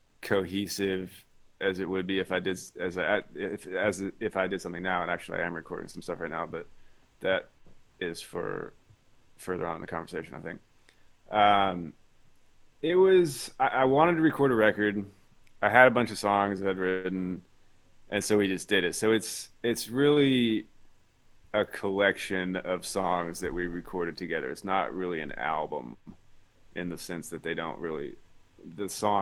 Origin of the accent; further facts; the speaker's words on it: Versailles, Kentucky, United States; moved away as an adult; now in Los Angeles, United States; I'm from Versailles, Kentucky, outside of Lexington, Woodford County. And I'm based in Los Angeles now. I've been in California for about 10 years.